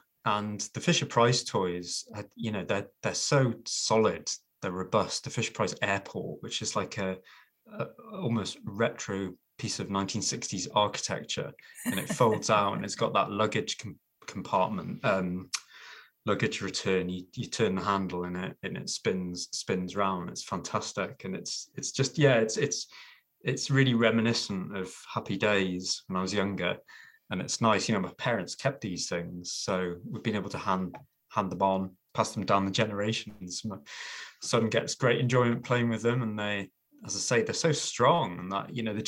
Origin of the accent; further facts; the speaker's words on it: Newcastle, North East England, United Kingdom; I am born and bred Geordie. I might not sound like it, but I was born in the Princess Mary Hospital nearly 43 years ago. It's not a hospital anymore. It's a block of luxury apartments. Just off the Great North Road in Jesmond, and grew up in Newcastle